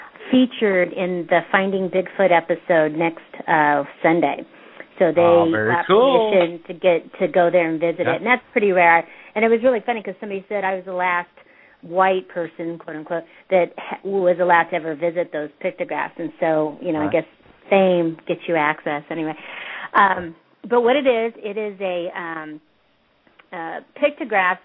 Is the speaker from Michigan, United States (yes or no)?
no; Porterville, California, United States; I was born and raised in Porterville, California